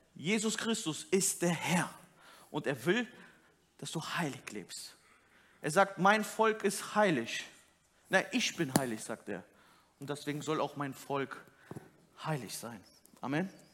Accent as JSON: {"language": "German", "country": "Turkey", "said": "als Türke"}